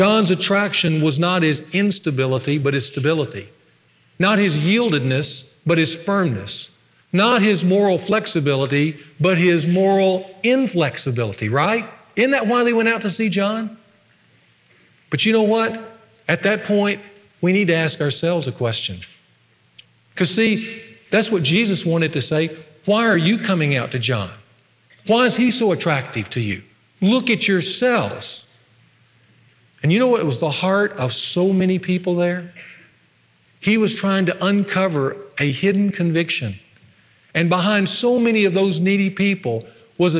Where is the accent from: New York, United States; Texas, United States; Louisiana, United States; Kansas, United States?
Louisiana, United States; Ruston; when I was a little boy on Sunday afternoons in my hometown of Ruston